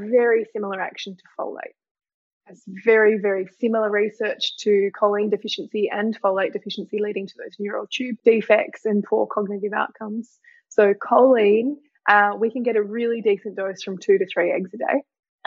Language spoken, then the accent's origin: English; Tasmania, Australia; I'm from Tasmania